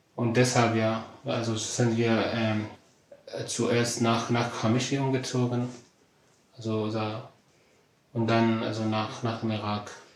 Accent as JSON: {"language": "German", "town": "Qamishli", "region": "Al-Hasakah Governorate", "country": "Syria", "tie": "born or raised there", "also_born_or_lived": "Damascus, Syria", "second_language": "German", "moved": "as an adult", "said": "Ich bin äh, in Syrien aufgewachsen, in einer kleinen Stadt, äh, die, die heißt Kamishli, äh, ganz im Norden, im Norden Syrien."}